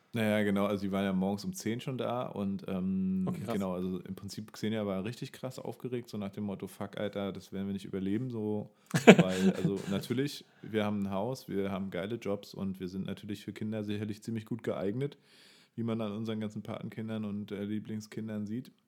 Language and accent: German; Bernau bei Berlin, Brandenburg, Germany; in meiner Kindheit und Jugend immer sehr wichtig, weil Bernau kannte natürlich keine Sau